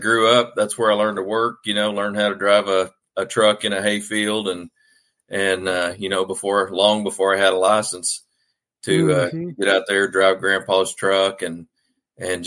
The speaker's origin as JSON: {"language": "English", "region": "Arkansas", "country": "United States", "tie": "born or raised there", "said": "I'm a mostly native guy from Arkansas. My dad was in the Navy and we moved back to Arkansas where mom and dad are from when I was about seven"}